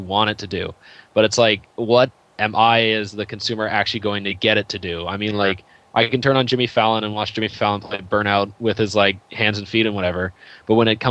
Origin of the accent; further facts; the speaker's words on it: Canada; I'm Canadian